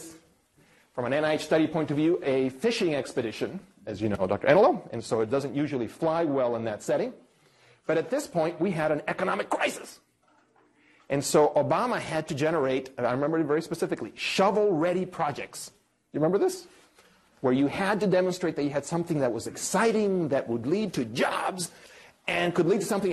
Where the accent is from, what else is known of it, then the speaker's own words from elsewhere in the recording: Cuba; also born or lived in Ann Arbor, Michigan; now in New York, United States; I'm Cuban. I was born in Cuba. I'm an immigrant from Cuba.